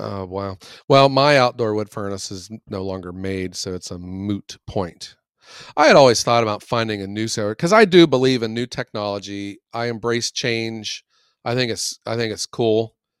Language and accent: English; Youngstown, Ohio, United States; from Youngstown